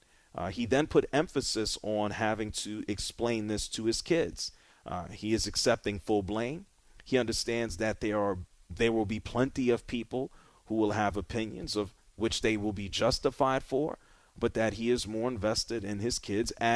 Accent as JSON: {"language": "English", "town": "New York City", "region": "New York", "country": "United States", "tie": "born or raised there", "said": "growing up in New York City"}